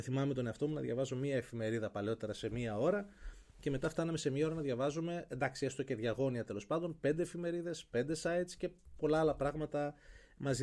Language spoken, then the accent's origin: Greek; Kilkis, Central Macedonia, Greece; moved away as an adult; now in Athens, Greece; στον τόπο μου στο Κιλκής